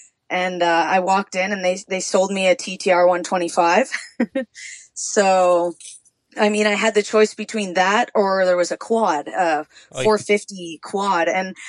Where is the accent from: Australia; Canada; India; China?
Canada; now in Azle, United States; I'm from Canada. I'm sitting here in Texas right now, but I am Canadian.